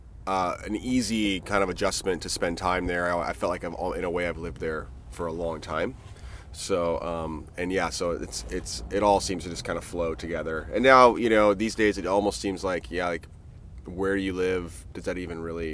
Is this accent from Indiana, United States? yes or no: yes; Fort Wayne, Indiana, United States; also born or lived in Bay Area, California / Boulder, Colorado; now in Ashland, United States; I'm originally from Fort Wayne and then moved out to the West Coast in like 97